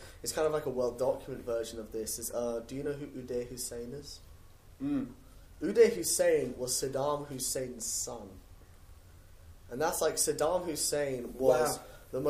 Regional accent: England, United Kingdom; now in United States

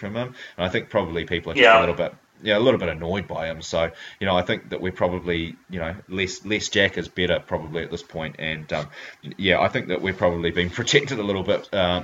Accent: Hamilton, Waikato, New Zealand; she's a fellow Hamiltonian

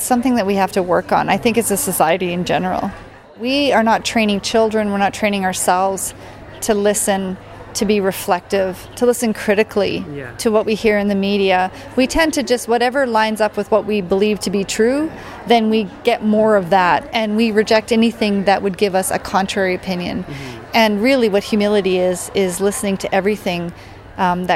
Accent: Canada; I'm a Métis Ukrainian. I grew up on Treaty 6 territory

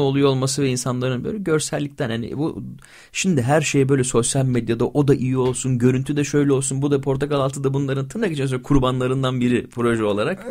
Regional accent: İzmir, Turkey; also born or lived in Bingöl (ancestry); Bir İzmir'de büyüyen Alevi çocuğuyum.

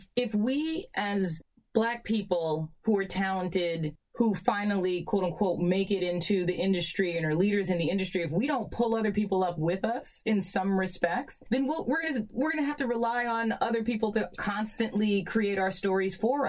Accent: New York City, New York, United States; us growing up in Queens and going to boarding school

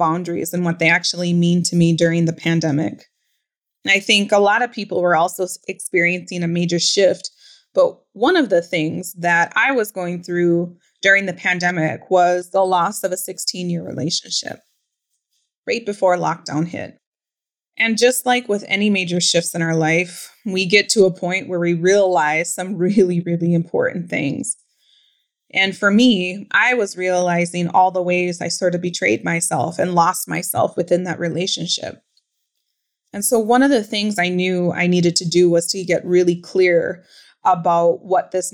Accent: Pine County, Minnesota, United States; born or raised there

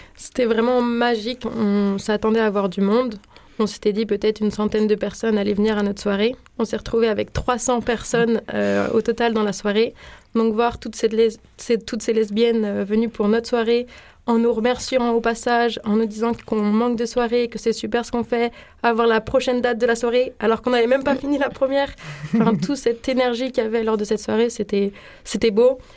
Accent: small town near Rennes, Brittany, France; moved away as an adult; also born or lived in Paris; now in Marseille, France; j'ai grandi dans une petite ville qui est située à côté de Rennes, du coup en Bretagne

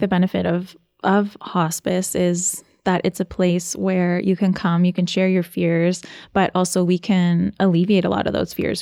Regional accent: Ontario, Canada; now in Nova Scotia, Canada; I'm originally from Ontario. And so moving to Nova Scotia

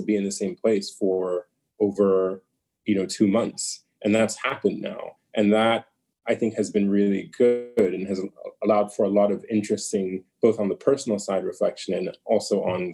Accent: United States; being born and raised in the United States, but being very much a Nigerian in my upbringing

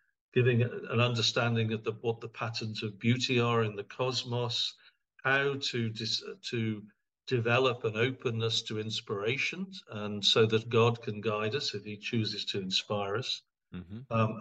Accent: England, United Kingdom; moved away as an adult; also born or lived in California; now in Princeton, United States; I'm English

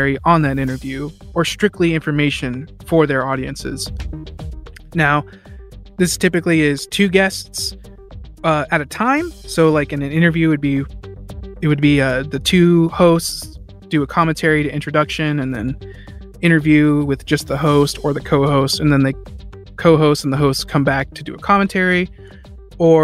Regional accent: Fort Worth, Texas, United States; I'm an audio engineer and I'm from Fort Worth, Texas

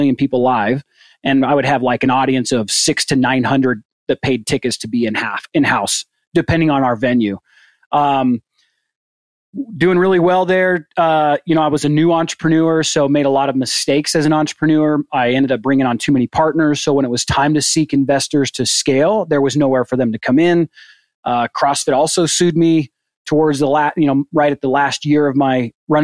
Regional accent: St. George, Utah, United States; moved away as an adult; also born or lived in Phoenix, Arizona / Mesa, Arizona; now in Cody, United States; I grew up in Southern Utah, St. George.

